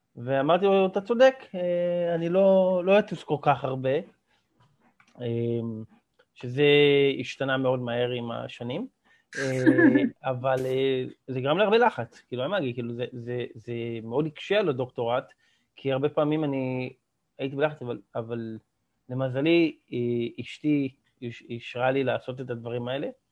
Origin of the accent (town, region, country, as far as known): Israel